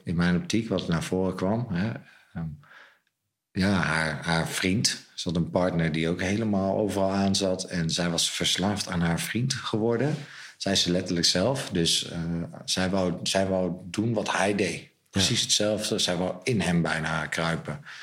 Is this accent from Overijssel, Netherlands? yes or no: yes; Zwolle, Overijssel, Netherlands; ik ben opgegroeid boven het wijnhuis in Zwolle